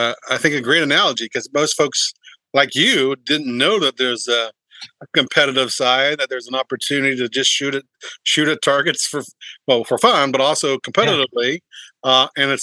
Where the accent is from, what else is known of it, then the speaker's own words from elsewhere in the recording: Parkersburg, West Virginia, United States; I grew up in Parkersburg.